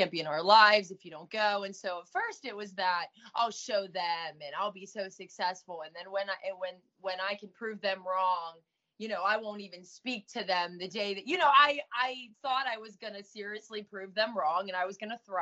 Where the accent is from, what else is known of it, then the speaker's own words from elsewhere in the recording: Pittsburgh, Pennsylvania, United States; moved away as an adult; also born or lived in Orange County, California; I did a lot of running back and forth from Pittsburgh, Pennsylvania to California